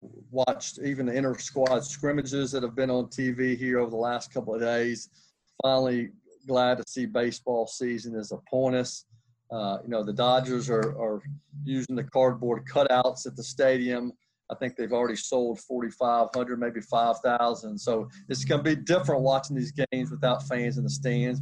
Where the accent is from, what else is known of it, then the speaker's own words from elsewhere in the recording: Nashville, Tennessee, United States; I grew up in Nashville, Tennessee.